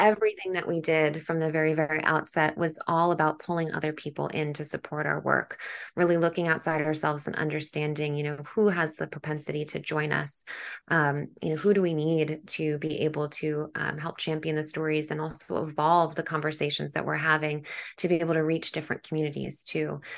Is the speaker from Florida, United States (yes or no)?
no; New York City, New York, United States; as a New Yorker